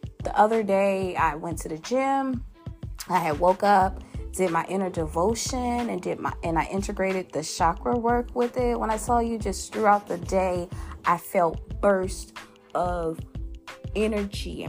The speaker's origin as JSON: {"language": "English", "region": "Louisiana", "country": "United States", "said": "my home state, that boot state, that who that state, you know, the state with the best gumbo and Mardi Gras, you know, that partying state. Y'all know what it is, Louisiana"}